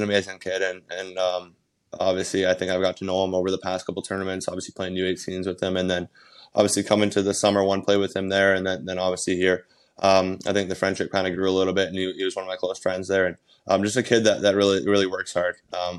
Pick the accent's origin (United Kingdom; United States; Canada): Canada; obviously being Canadian, it's something you kind of grow up watching always at Christmas time.